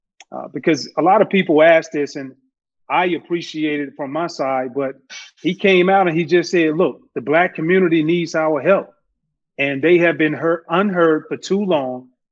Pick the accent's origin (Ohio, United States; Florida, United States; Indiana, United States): Ohio, United States; because growing up in Ohio and knowing how he grew up, he can relate in a lot of ways.